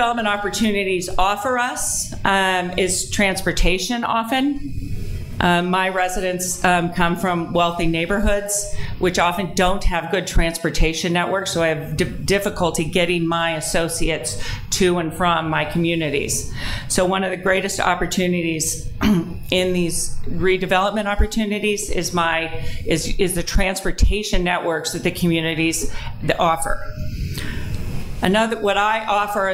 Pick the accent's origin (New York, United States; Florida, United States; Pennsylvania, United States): Pennsylvania, United States; Delaware County, outside Philadelphia; also born or lived in Southern California; I live in my hometown.